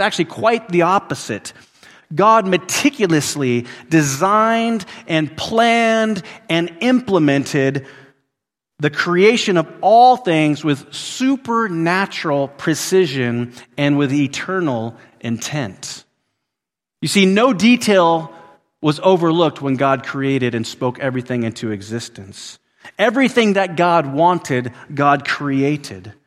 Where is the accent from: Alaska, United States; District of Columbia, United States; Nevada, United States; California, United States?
Alaska, United States; Willow; moved away; where I grew up in Willow, Alaska